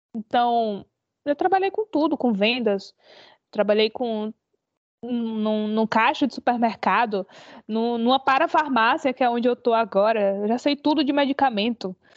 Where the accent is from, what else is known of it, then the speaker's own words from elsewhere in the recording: João Pessoa, Paraíba, Brazil; moved away as an adult; also born or lived in Fortaleza; now in Portugal; considero João Pessoa a minha cidade natal